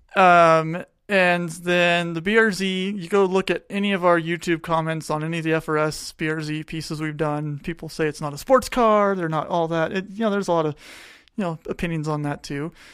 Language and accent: English; Tucson, Arizona, United States; moved away; I grew up in Tucson